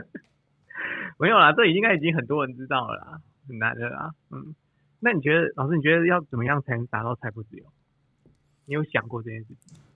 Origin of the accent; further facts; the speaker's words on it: Toufen, Miaoli County, Taiwan; 我们乡下地方啊，我住头份啊，我们乡下地方